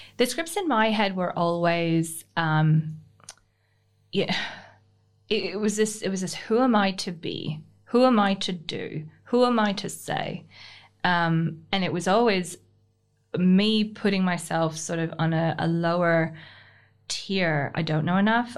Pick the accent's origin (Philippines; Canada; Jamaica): Canada; moved away as an adult; now in Australia; I'm Canadian born. Um, I call it Australian adoptee. I've been here for fifteen, just, uh, just under fifteen years.